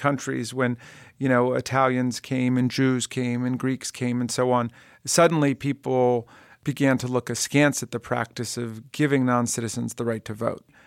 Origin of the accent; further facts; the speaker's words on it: Takoma Park, Maryland, United States; my hometown, uh, of Tacoma Park, Maryland